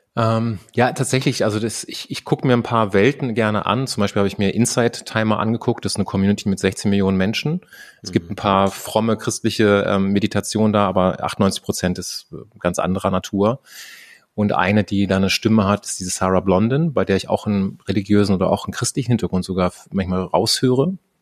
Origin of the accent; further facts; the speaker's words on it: Germany; bin ich einfach in Deutschland aufgewachsen